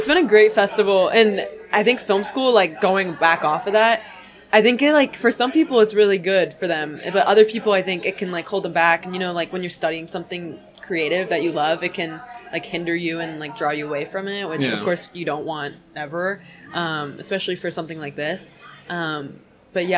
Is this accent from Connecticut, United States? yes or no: yes; Connecticut, United States; I'm from Connecticut, born and raised everywhere in Connecticut, pretty much except the tail